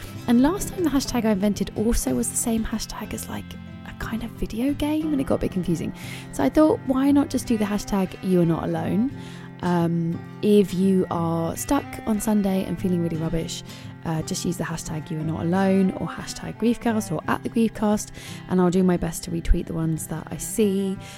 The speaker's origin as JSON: {"language": "English", "region": "London", "country": "United Kingdom", "tie": "born or raised there"}